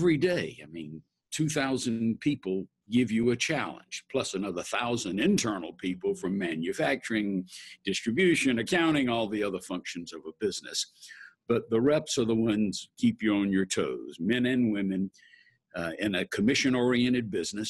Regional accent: Atlanta, Georgia, United States; I was born and raised in Atlanta

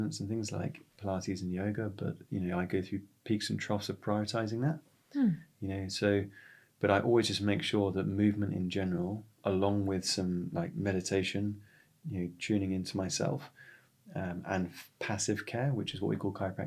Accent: West Sussex, South East England, United Kingdom; now in Jersey; growing up in West Sussex

